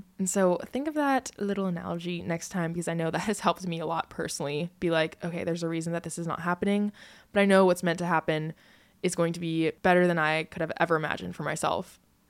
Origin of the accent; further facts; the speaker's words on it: California, United States; I was born in California and lived there my entire life. I love California and I always will, but a part of me always felt drawn to moving to the East Coast